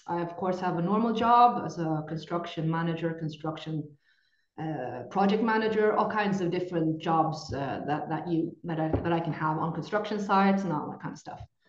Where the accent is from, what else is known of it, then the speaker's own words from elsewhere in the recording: Norway; English is a second language; I come from Norway